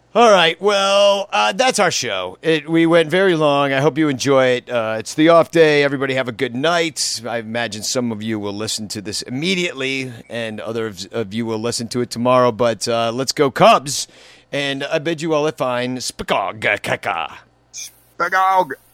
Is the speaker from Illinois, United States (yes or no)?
yes; Chicago, Illinois, United States; I'm from Chicago